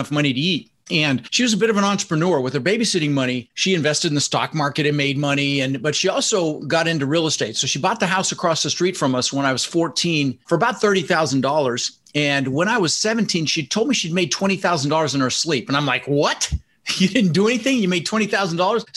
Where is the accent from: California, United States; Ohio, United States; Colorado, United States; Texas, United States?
Colorado, United States; Denver; also born or lived in Netherlands; now in Florida, United States; I immigrated from the Netherlands, you know, Holland, wooden shoes, windmills, when I was 6 years old with my brother Albert, my mother's Vancha. And we ended up in Denver, Colorado, and we didn't have much